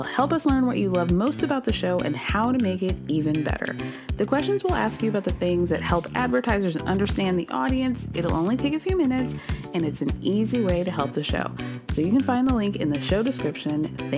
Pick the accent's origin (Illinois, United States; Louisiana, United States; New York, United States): Illinois, United States; Chicago; I have decided to root for my hometown team, the Chicago Bulls, in an effort to be nostalgic